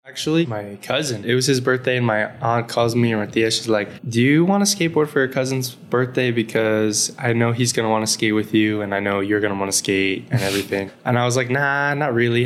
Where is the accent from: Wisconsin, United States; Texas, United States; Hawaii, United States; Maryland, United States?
Texas, United States; El Paso; moved away; also born or lived in Dallas / California; growing up in El Paso